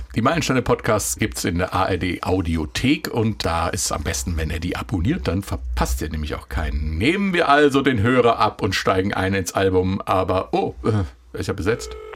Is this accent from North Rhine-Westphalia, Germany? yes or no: no; Hesse, Germany; als Hesse